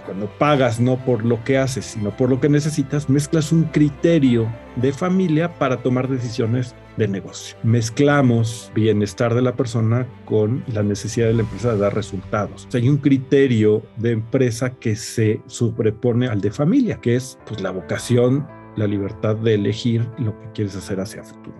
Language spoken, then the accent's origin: Spanish; Mexico; como sociedad mexicana